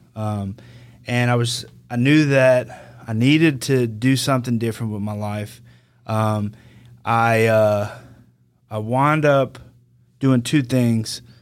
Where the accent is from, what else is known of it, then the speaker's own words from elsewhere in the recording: Denham Springs, Louisiana, United States; I'm from Denham Springs. I grew up here.